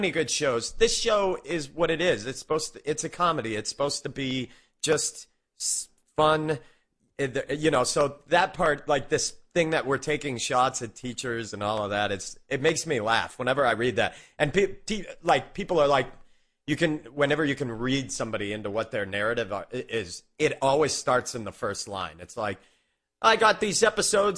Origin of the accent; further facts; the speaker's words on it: Maine, United States; now in Denver, United States; I grew up in Maine, but I've lived there for 17 years